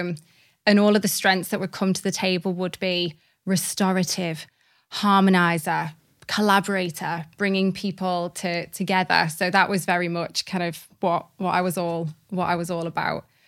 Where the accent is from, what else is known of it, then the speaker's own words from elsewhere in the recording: Liverpool, North West England, United Kingdom; also born or lived in Cardiff, Wales; I was born in Cardiff, which is actually where all of my family are, are from. Um, and I'm really proud to be from Wales, but my mum kind of moved us to Liverpool quite quickly